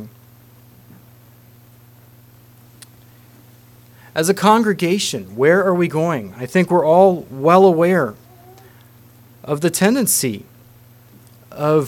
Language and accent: English; Holmes County, Ohio, United States; moved away; I come from Holmes County, Ohio